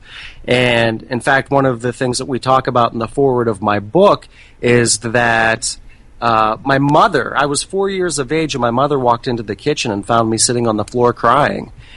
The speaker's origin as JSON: {"language": "English", "area": "about 40 minutes east of Pittsburgh", "region": "Western Pennsylvania", "country": "United States", "tie": "born or raised there", "moved": "as an adult", "lives_now": "Baltimore, United States", "said": "I am actually from Western Pennsylvania, about 40 minutes east of Pittsburgh."}